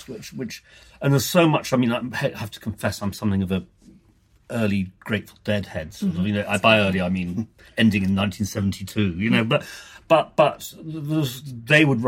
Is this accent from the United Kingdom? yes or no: yes; London, United Kingdom; being British and this little island and this, particularly in my case, London